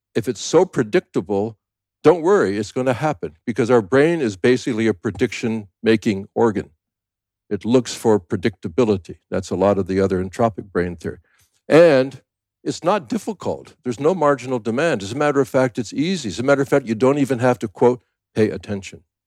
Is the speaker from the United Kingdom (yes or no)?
no; Canada; also born or lived in United States; now in Thailand; I'm a Canadian born, a U S citizen, live in Thailand